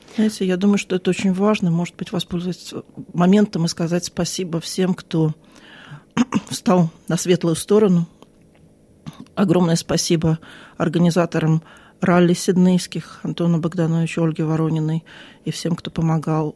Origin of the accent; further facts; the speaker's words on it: Crimea, Ukraine; moved away as an adult; now in Sydney, Australia; Я из Крыма